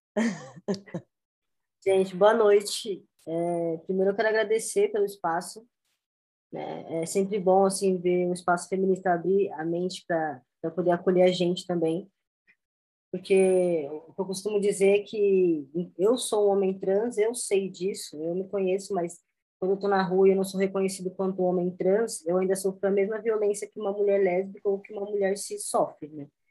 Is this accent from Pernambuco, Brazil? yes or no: no; Jandira, São Paulo, Brazil; also born or lived in Osasco; Eu nasci em Osasco, mas fui criado em Jandira